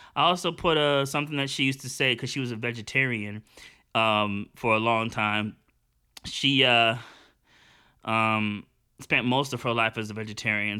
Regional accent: United States; I'm actually an American and I'm super American. I'm probably like the most American, but I'm also super Jamaican

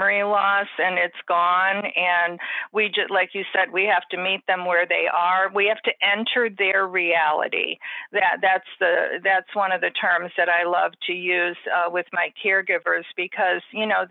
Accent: Chicago, Illinois, United States; now in Florida, United States; I'm originally from Chicago, and we had a lot of cold winter

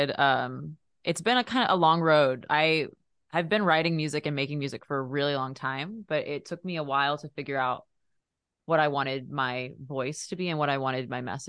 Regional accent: Dallas, Texas, United States; moved away as an adult; now in Los Angeles, United States; I'm originally from Dallas, Texas

